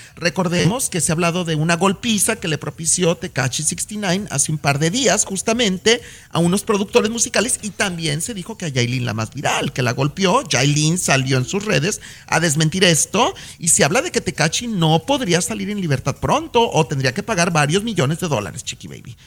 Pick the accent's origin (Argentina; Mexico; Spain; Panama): Mexico; now in United States; como mexicano